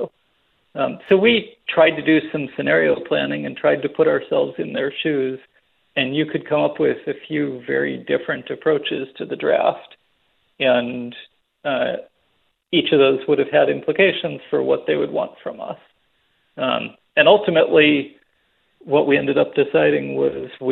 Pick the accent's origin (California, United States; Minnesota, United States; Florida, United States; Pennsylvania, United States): Pennsylvania, United States; Philadelphia; moved away; I grew up in Philadelphia. I was a Flyers fan as a kid